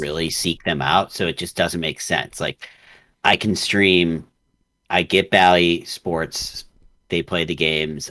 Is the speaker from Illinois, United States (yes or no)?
yes; Chicago, Illinois, United States; I grew up playing hockey in Chicago